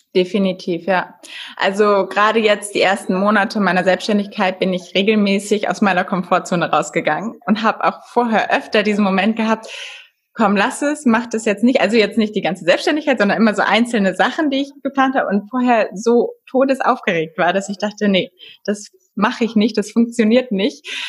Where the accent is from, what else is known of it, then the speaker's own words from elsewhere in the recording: Germany; bei uns in Deutschland